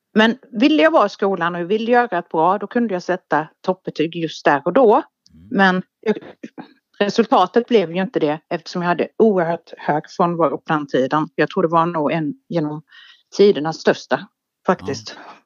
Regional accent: Halland County, Sweden; Jag är född i Halland. År 76

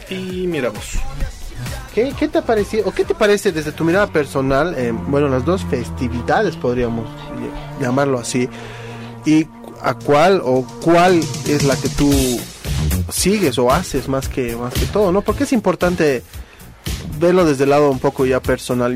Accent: Bolivia

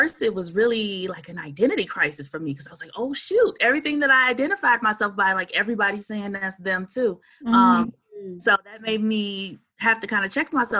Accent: Saginaw, Michigan, United States; moved away as an adult; also born or lived in Washington, D.C.; I am from Saginaw, Michigan. That's where I was born and raised. And so in regards to shaping my identity, Saginaw is a pretty small town compared to like a Detroit or Grand Rapids or such in Michigan

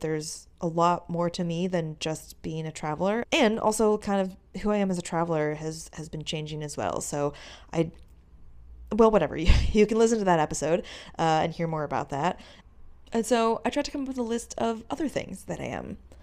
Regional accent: outside Chicago, Illinois, United States; moved away; also born or lived in Korea; I grew up right outside Chicago

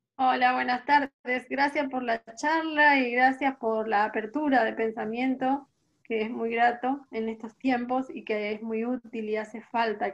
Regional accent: Corrientes, Argentina; now in Buenos Aires, Argentina; soy correntina.

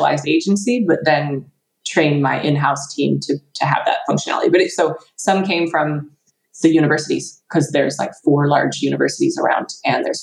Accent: United States; moved away as an adult; now in United Kingdom; I'm American

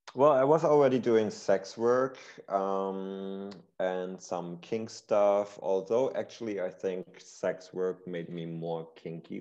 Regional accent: Berlin, Germany; growing up in Berlin, um, I'm born and raised here, still here

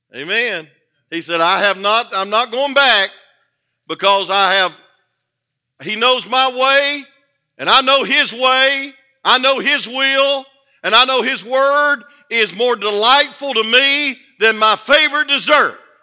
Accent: the South, United States; I was born in the South

